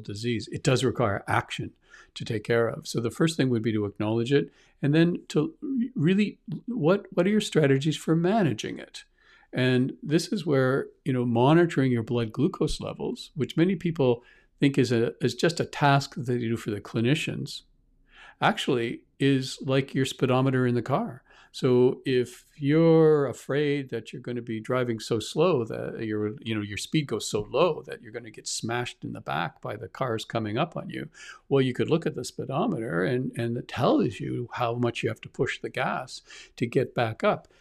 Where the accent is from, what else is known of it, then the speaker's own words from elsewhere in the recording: Canada; also born or lived in Halifax, Nova Scotia; I'm from Canada